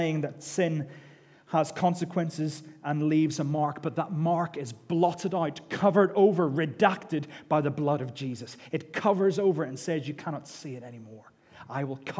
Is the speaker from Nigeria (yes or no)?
no; United Kingdom; we're British